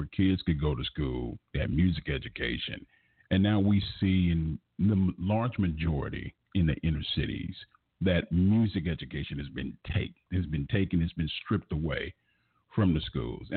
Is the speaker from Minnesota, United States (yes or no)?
no; Los Angeles, California, United States; growing up in South Central Los Angeles